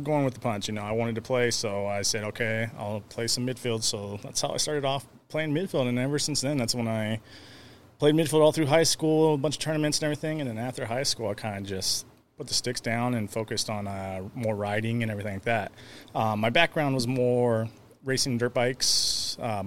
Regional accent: California, United States; I was born in California

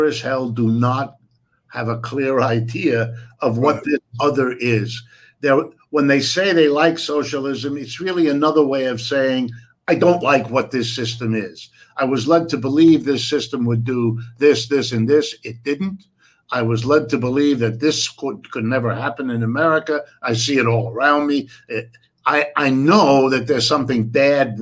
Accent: United States; I was born in the United States, but my folks are Europeans

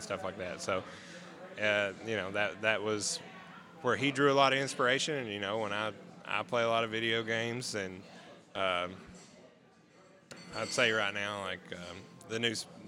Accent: Tennessee, United States; I've lived in Tennessee my whole life.

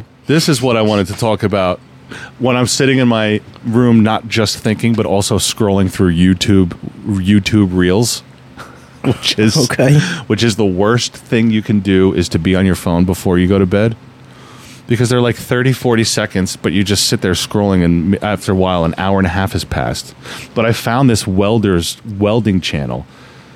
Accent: New Jersey, United States; I was born and raised in New Jersey. I was born and raised up here

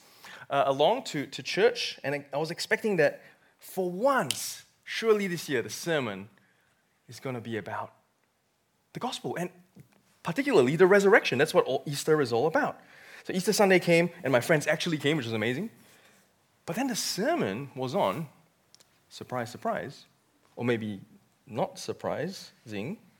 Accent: Malaysia; moved away as an adult; now in Australia; I came from born and bred in Malaysia.

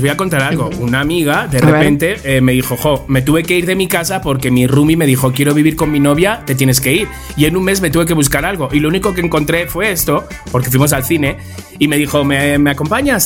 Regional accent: Spain; somos los españoles

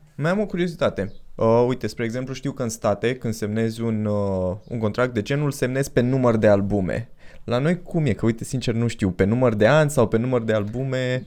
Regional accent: Pitești, Argeș, Romania; Noi suntem din Pitești.

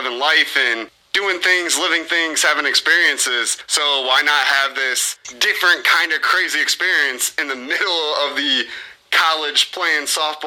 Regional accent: Mendota, Illinois, United States; we're both from Mendota

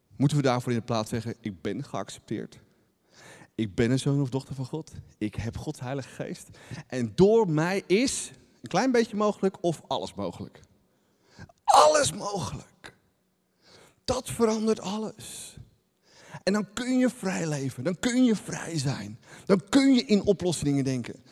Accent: Netherlands; Wij zijn echte Nederlanders.

